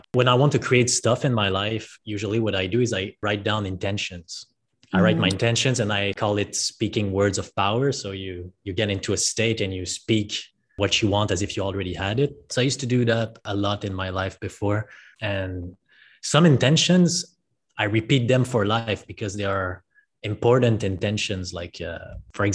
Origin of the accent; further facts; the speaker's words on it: French part of Canada, Quebec, Canada; moved away as an adult; now in Puerto Escondido, Mexico; I'm from Canada originally. What part of Canada are you from? Quebec, French part.